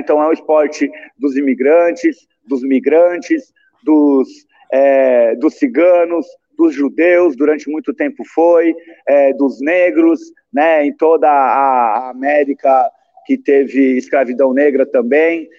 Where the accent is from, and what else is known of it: Rio Claro, São Paulo, Brazil; born or raised there